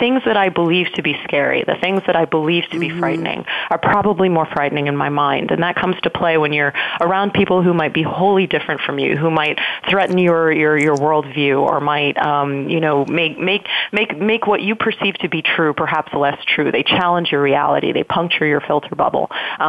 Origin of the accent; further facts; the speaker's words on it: Washington, District of Columbia, United States; now in Silicon Valley, United States; I'm coming from Washington, D.C. and have been living in the Valley now for about 3 years.